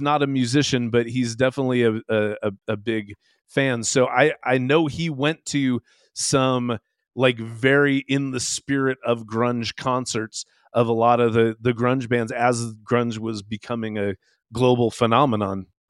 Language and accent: English; Seattle, Washington, United States; I grew up in Seattle, so yeah, in the late '80s and early '90s